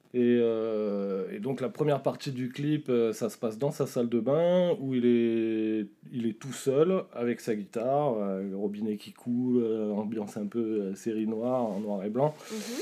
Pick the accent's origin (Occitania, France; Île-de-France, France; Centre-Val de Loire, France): Île-de-France, France; Chatou; moved away as an adult; also born or lived in Leeds, England / Berkshire, England; je viens de là-bas, en fait, moi aussi. Je suis né dans le 78.